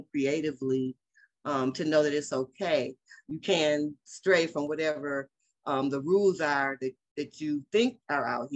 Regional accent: Detroit, Michigan, United States; also born or lived in Los Angeles, California; now in Las Vegas, United States; I always rep for my hometown

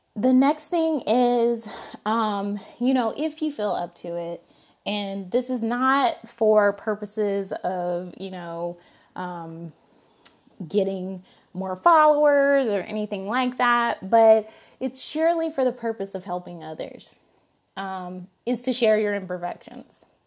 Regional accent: Alabama, United States; I'm from, I'm from Alabama

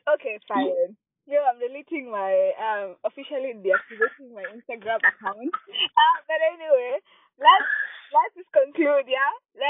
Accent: Kenya; I identify as African first, then Kenyan.

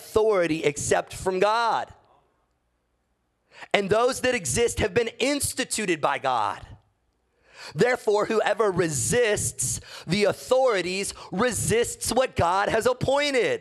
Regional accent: United States; as an American

